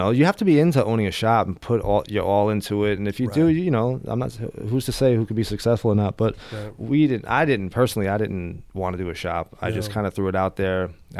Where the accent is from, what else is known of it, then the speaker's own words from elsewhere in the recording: Westbury, New York, United States; moved away as an adult; also born or lived in Huntington Beach, California; now in Los Angeles, United States; Poets is the neighborhood I grew up in Long Island in Westbury. It's called Poets Corner.